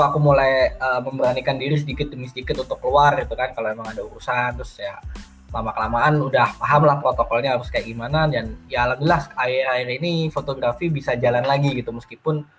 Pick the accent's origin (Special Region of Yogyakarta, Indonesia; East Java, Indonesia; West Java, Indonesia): East Java, Indonesia; Surabaya; born there; also born or lived in Sidoarjo; Dan waktu itu aku lahir di Surabaya, cuman uh, rumah orang tuaku waktu itu masih